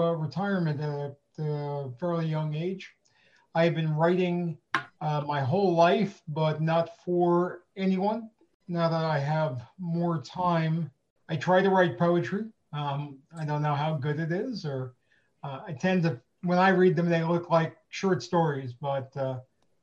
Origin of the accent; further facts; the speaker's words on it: New York area, United States; moved away as an adult; now in Apex, United States; I'm originally from the New York area.